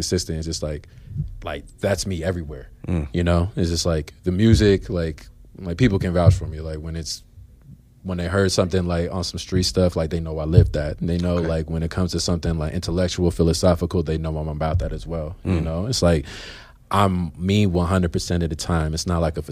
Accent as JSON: {"language": "English", "town": "Aurora", "region": "Colorado", "country": "United States", "tie": "born or raised there", "also_born_or_lived": "Augusta, Georgia / New Jersey", "said": "I've lived in Aurora since I was 5 years old. So I'm a native"}